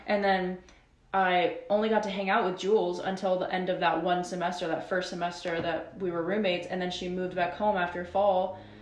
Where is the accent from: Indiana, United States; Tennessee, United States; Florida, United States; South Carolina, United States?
Florida, United States; now in Nashville, United States; we're both from Florida